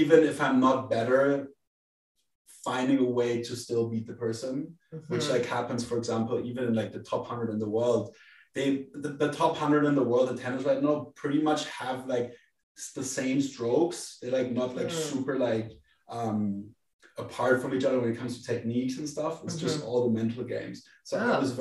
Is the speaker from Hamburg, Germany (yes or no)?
no; Frankfurt, Hesse, Germany; born and raised in Frankfurt, great family